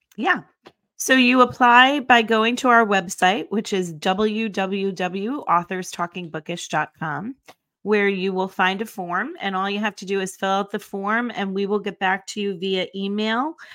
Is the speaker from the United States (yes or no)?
yes; Northeast, United States; we don't use certain names in the Northeast that you guys use in the South